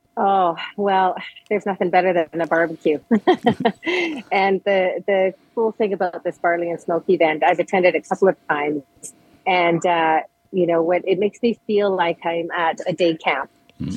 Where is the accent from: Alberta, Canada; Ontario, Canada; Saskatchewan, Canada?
Alberta, Canada; Edmonton; now in Calgary, Canada; I was born and raised in Edmonton